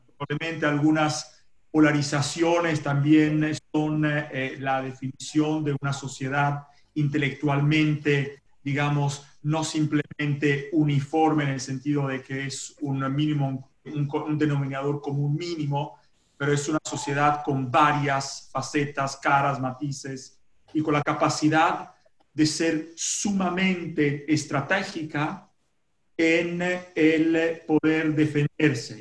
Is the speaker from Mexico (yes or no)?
no; Italy; Spanish is a second language; moved away as an adult; now in Argentina; yo soy un italiano